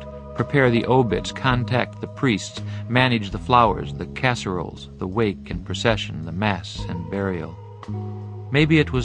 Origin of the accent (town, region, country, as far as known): Michigan, United States